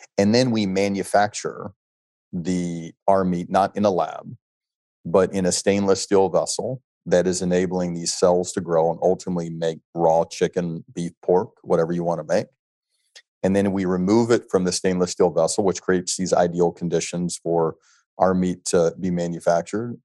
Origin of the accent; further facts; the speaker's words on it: Alabama, United States; moved away; growing up in Alabama